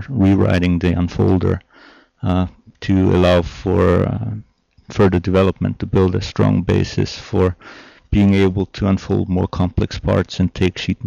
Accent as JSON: {"language": "English", "country": "Austria", "also_born_or_lived": "San Diego, United States / Portland, United States", "second_language": "English", "moved": "as an adult", "lives_now": "United States", "said": "I'm originally from Austria, and I had the great opportunity to move to the United States"}